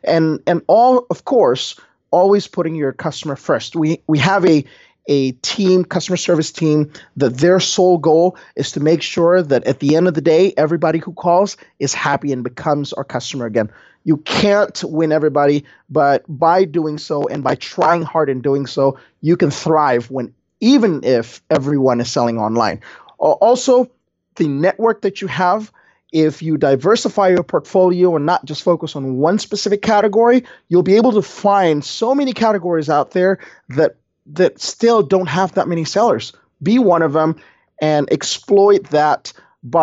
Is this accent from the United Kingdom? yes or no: no; Indonesia; I came from Indonesia, JLD, and in Indonesia, you got to work hard to earn your money, right?